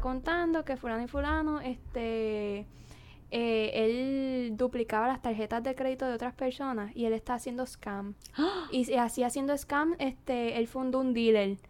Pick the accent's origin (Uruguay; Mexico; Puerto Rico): Puerto Rico; Naranjito; moved away as an adult; also born or lived in Corozal, Puerto Rico; now in United States; yo vengo de Naranjito y Corozal